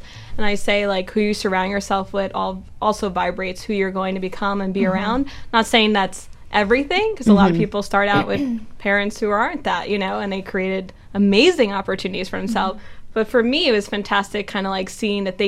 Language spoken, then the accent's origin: English; New York, United States; Born and raised in New York